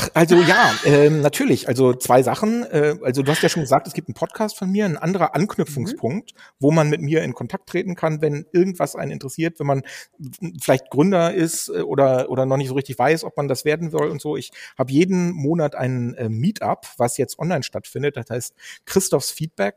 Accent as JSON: {"language": "German", "town": "Dannenberg", "region": "Lower Saxony", "country": "Germany", "tie": "born or raised there", "said": "ich bin ja gebürtig aus Dannenberg äh, an der Elbe. Das ist da stand meine Wiege, da bin ich im Kreiskrankenhaus zur äh, Welt gekommen"}